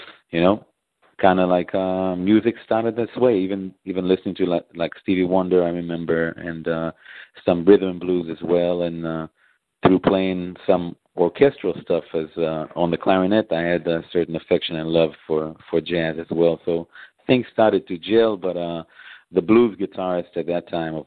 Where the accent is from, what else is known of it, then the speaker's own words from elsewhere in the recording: Israel; moved away as an adult; also born or lived in Memphis; now in Chicago, United States; I was actually born and raised in Israel, and I came to America.